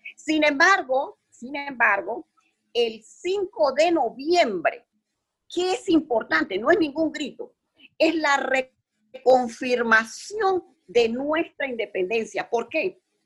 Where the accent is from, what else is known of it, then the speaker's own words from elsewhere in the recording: Panama; Nosotros como panameños